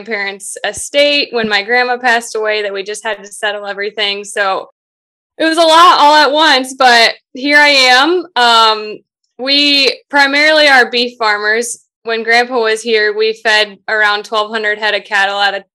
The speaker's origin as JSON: {"language": "English", "town": "Cascade", "country": "United States", "tie": "born or raised there", "said": "Cascade, which is my hometown"}